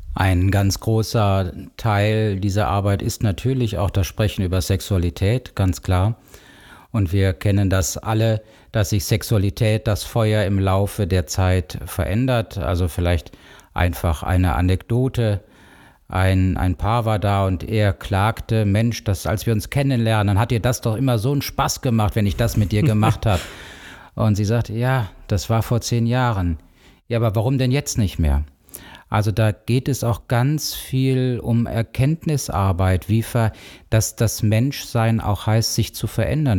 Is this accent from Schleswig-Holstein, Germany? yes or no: no; Cologne, North Rhine-Westphalia, Germany; moved away as an adult; now in Bonn, Germany; Ich bin ursprünglich Kölner, bin in Köln groß geworden, richtig, eine Kölsche Jung